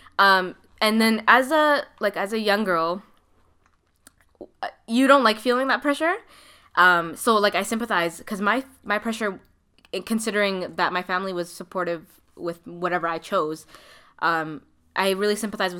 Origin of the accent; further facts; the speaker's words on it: Toronto, Ontario, Canada; also born or lived in Markham, Ontario; I grew up in Scarborough, right? Before I moved to Markham. So I was in Scarborough up until the end of grade 7